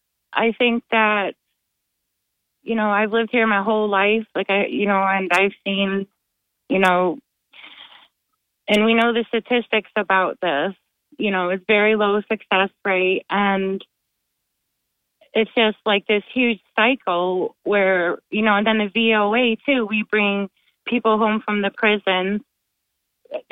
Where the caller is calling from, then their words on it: Johnson City, New York, United States; I'm from Johnson City.